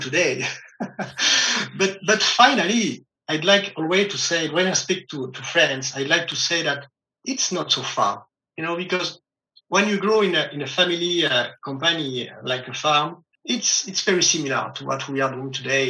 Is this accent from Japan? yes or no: no; close to Millau, Occitania, France; I grew up on the countryside of South of France, mm-hmm. in a farm